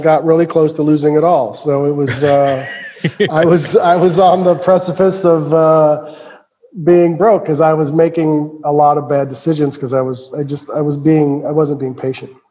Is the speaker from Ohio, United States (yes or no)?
yes; Cincinnati, Ohio, United States; was born and raised in Cincinnati, Ohio